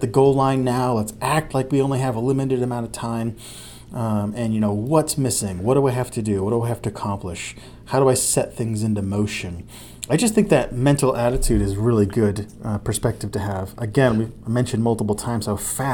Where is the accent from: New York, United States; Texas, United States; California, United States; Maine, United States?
Maine, United States; Lisbon Falls; I was Santa Claus in my hometown of Lisbon Falls